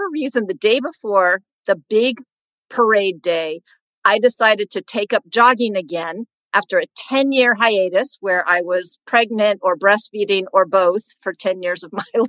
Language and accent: English; Oakland, California, United States; I am born and raised in Oakland